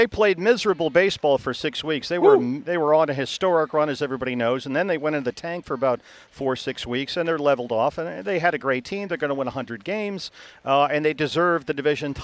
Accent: Boston, Massachusetts, United States; moved away as an adult; also born or lived in Atlanta / Bristol / Arizona; now in Phoenix, United States; I grew up in Boston, which is a tremendous sports town

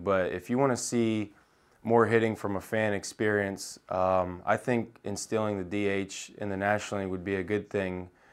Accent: Indiana, United States; I grew up in Indiana

